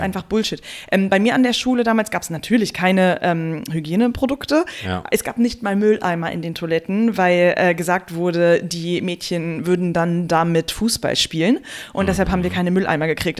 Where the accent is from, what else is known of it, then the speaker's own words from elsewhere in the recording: Germany; bei uns in Deutschland